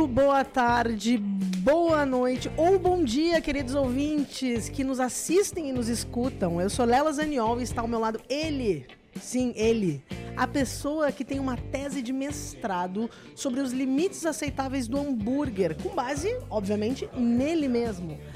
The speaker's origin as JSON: {"language": "Portuguese", "area": "Serra Gaúcha", "region": "Rio Grande do Sul", "country": "Brazil", "said": "Na Serra, de onde eu sou"}